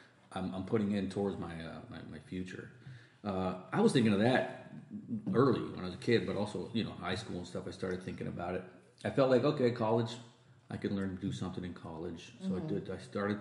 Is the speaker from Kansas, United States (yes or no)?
no; Erie, Pennsylvania, United States; also born or lived in Tucson, Arizona; now in California, United States; I grew up in Pennsylvania where it snowed